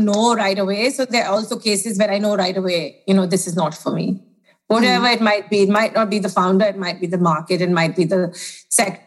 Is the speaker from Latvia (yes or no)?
no; India; moved away as an adult; also born or lived in United States; now in United Kingdom; born in India, lived there for 18 years, went to university in the States